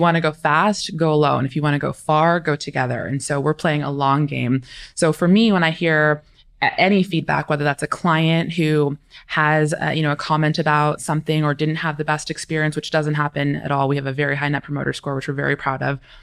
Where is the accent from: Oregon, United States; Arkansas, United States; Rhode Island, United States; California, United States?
California, United States; also born or lived in East Coast; now in Arizona, United States; I'm originally from California or raised in California, moved to the East Coast for a couple years